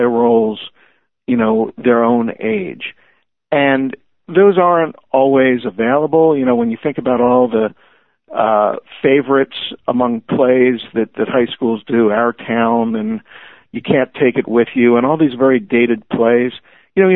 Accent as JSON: {"language": "English", "town": "Levittown", "region": "Pennsylvania", "country": "United States", "tie": "born or raised there", "moved": "yes", "lives_now": "Bethesda, United States", "said": "I live in Bethesda, Maryland now, which is very different from the community I grew up in Levittown."}